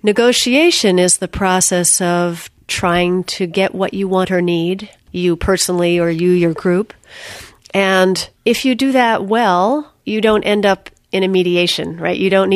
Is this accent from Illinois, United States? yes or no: no; Philadelphia, Pennsylvania, United States; also born or lived in Indiana / Japan / Vermont / Berkeley; I grew up in the Philadelphia area and then went to school at Earlham in Indiana, from there to Japan, from there to Vermont, then back to Philadelphia